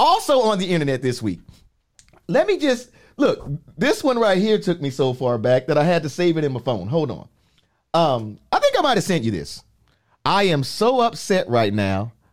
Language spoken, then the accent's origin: English; New York City, New York, United States; now in Florida, United States; even though I'm from the Bronx, New York, I've been in Florida. I've been in Florida long enough now that I'm a resident.